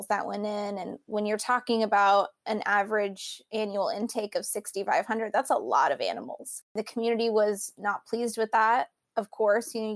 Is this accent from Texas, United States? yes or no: yes; the Rio Grande Valley, Texas, United States; also born or lived in Houston, Texas; I grew up here in the Valley